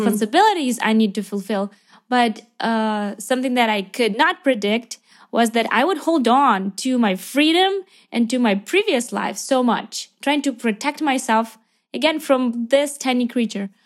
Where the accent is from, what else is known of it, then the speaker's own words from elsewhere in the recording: Ukraine; also born or lived in Lviv, Ukraine; I am from Ukraine